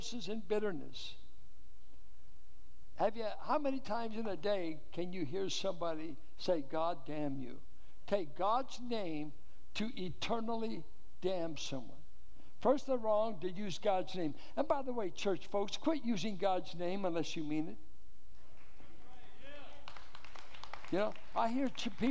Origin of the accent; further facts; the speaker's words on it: Richmond, Virginia, United States; where I grew up in Richmond